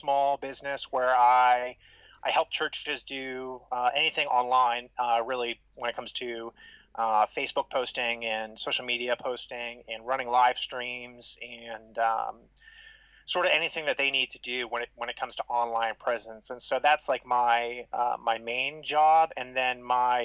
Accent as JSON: {"language": "English", "region": "Ohio", "country": "United States", "tie": "born or raised there", "also_born_or_lived": "Southern Florida", "said": "I was born and raised in Ohio"}